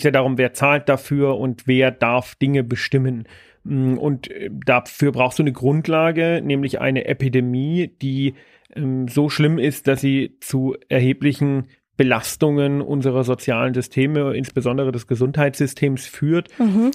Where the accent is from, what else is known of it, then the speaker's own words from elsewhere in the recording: Bavaria, Germany; bei uns in Bayern